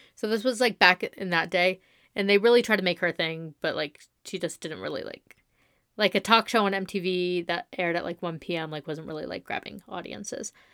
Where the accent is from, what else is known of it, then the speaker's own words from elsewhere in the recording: Coachella Valley, California, United States; I'm from the Coachella Valley